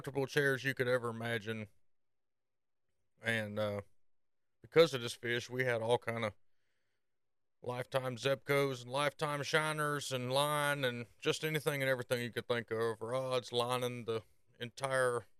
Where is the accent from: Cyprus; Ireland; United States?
United States; Norcross, Georgia; also born or lived in Decatur County, Georgia; I was raised, I was actually born in Atlanta, Norcross to be specific